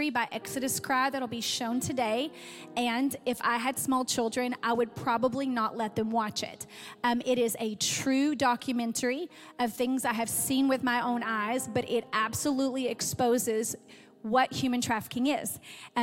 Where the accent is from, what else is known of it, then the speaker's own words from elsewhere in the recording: Athens, United States; I'm actually from Athens.